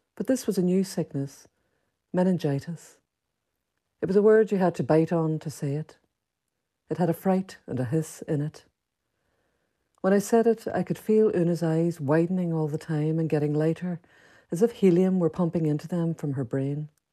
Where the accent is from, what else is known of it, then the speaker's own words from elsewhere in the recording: Derry, Northern Ireland, United Kingdom; moved away; also born or lived in London; The setting was the Bogside area of Derry where I, like Seamus Dean, had grown up